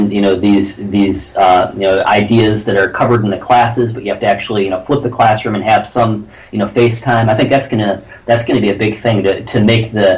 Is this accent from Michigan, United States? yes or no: yes; Detroit, Michigan, United States; moved away; I'm originally from Detroit, Michigan